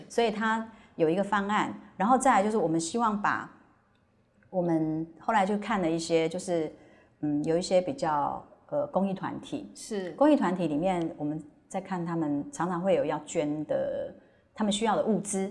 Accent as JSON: {"language": "Chinese", "town": "Hualien", "region": "Hualien County", "country": "Taiwan", "moved": "yes", "said": "因为我是花莲人"}